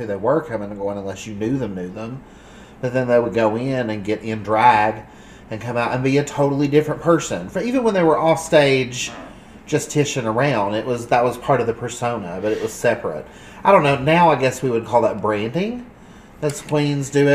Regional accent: Southern Appalachia, United States; growing up in Southern Appalachia

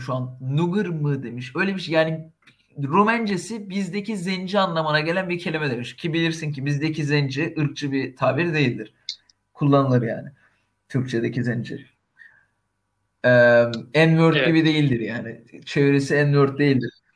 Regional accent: Turkey; biz Türkiye'de Türküz.

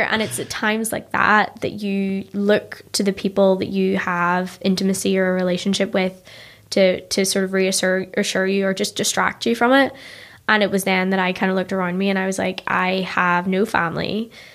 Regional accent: Ballymena, Northern Ireland, United Kingdom; moved away as an adult; now in New York, United States; I grew up in Ballymena

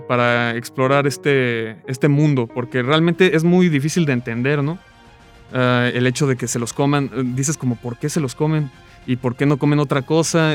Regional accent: Morelia, Michoacán, Mexico; also born or lived in La Paz, Baja California Sur; Nací en La Paz, Baja California Sur, he vivido toda mi vida en Morelia

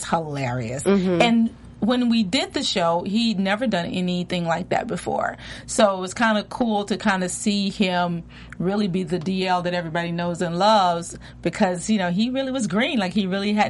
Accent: Memphis, Tennessee, United States; moved away as an adult; also born or lived in Philadelphia / New York; born and raised in Memphis, Tennessee.

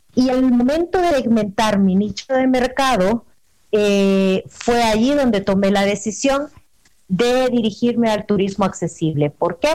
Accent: El Salvador; moved away as an adult; now in Puebla, Mexico; yo soy salvadoreña, eh, resido en México desde hace tres años

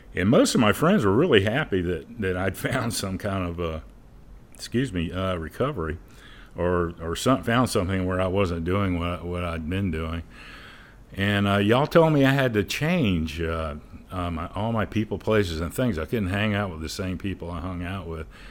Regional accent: St. Augustine, Florida, United States; I'm originally from Saint Augustine. I was born and raised. I'm probably a fourth generation there

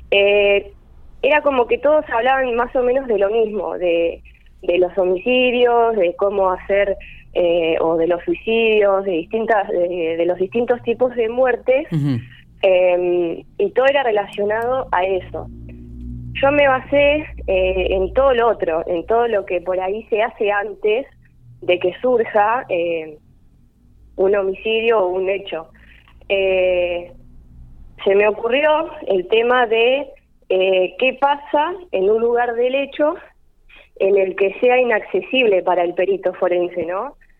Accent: Carlos Tejedor, Buenos Aires Province, Argentina; moved away as an adult; now in González Moreno, Argentina; Soy de Carlos Tejedor

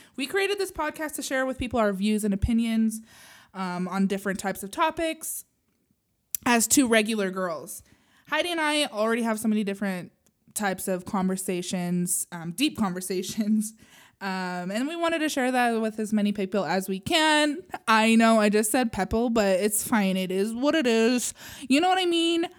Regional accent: Utah, United States; I grew up in Utah as a Mormon

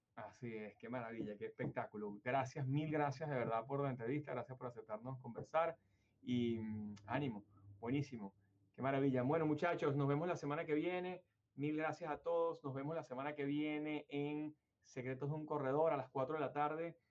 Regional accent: Venezuela; now in United States; Yo vengo de Venezuela, obviamente, y mi mayor experiencia laboral en mi compañía en Venezuela

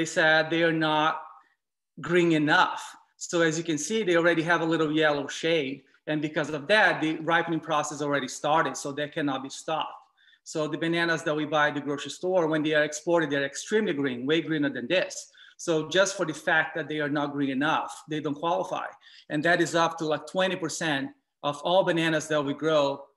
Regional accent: Brazil; I grew up eating in Brazil

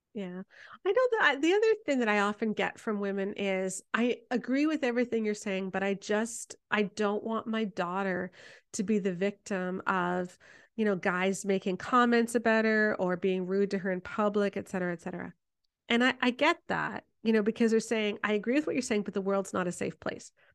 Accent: Canada; I'm Canadian

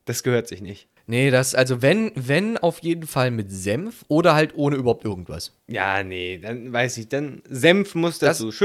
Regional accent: Italy; Ja, doch, also ich glaube, mich als Italiener wird das ganz schön sauer machen, wenn Leute Pizza Hawaii mögen würden, ja.

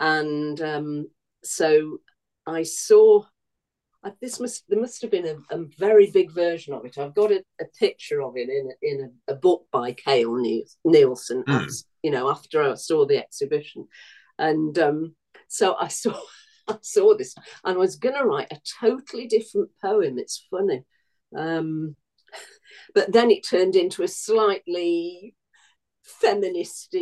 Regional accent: Manchester, North West England, United Kingdom; also born or lived in Burnage; now in Stockport, United Kingdom; I love Manchester. It's my hometown

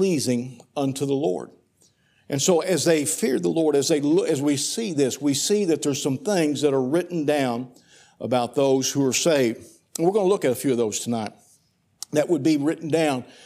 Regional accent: Poplar Bluff, Missouri, United States; I was born on March the 31st, 1960, at the doctor's hospital in Poplar Bluff, Butler County, Missouri.

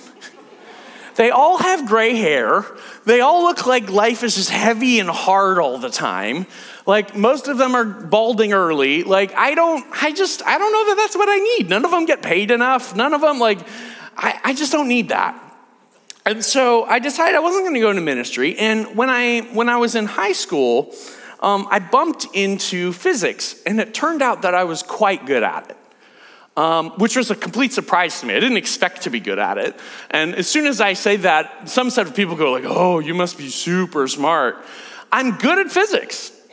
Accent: United States; I'm American

